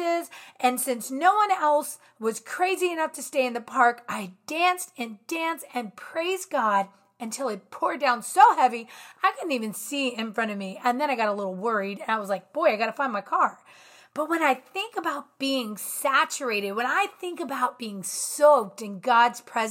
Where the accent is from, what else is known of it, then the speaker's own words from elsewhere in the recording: Virginia, United States; I'm from Virginia